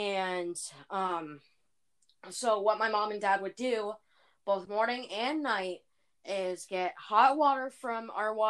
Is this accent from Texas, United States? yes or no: no; Iowa, United States; because I grew up in Iowa all of my life, and being an Iowa farm girl myself